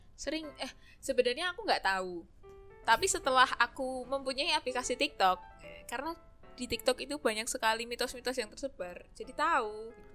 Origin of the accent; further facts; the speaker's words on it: Tempel, Special Region of Yogyakarta, Indonesia; aku dari Tempe